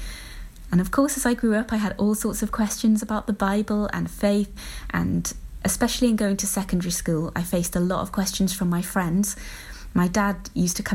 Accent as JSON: {"language": "English", "area": "Pembrokeshire", "region": "Wales", "country": "United Kingdom", "tie": "born or raised there", "said": "I grew up here in Pembrokeshire"}